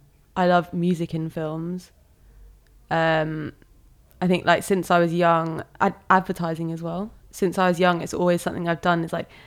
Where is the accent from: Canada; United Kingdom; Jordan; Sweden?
United Kingdom; Bognor Regis, South East England; also born or lived in Malaysia; But then I moved to England when I was 6. We moved to West Sussex, to a place called Bognor Regis.